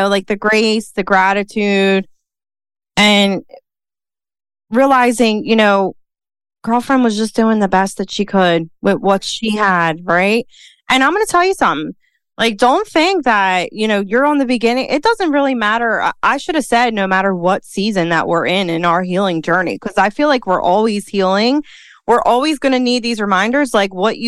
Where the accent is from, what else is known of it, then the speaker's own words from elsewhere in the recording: Philadelphia, Pennsylvania, United States; accent: Philly; Dana and I, we're both from Philly. I love our accent